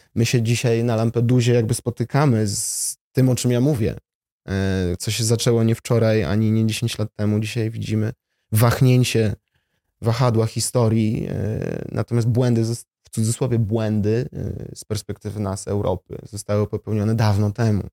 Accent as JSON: {"language": "Polish", "town": "Warsaw", "region": "Masovian Voivodeship", "country": "Poland", "tie": "born or raised there", "also_born_or_lived": "Jabłonna", "said": "Urodziłem się w Warszawie, stąd pochodzę."}